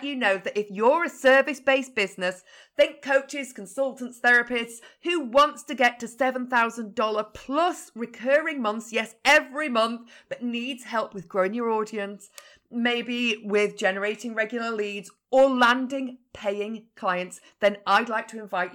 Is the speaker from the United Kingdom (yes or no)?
yes; Yorkshire and the Humber, United Kingdom; now in Lancashire, United Kingdom; I'm actually a Yorkshire lass now living in Lancashire